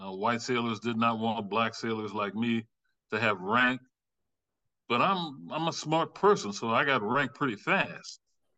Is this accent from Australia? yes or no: no; Louisiana Bayou country, United States; moved away as an adult; now in North Carolina, United States; I grew up in the Bayou country, joined the Navy after high school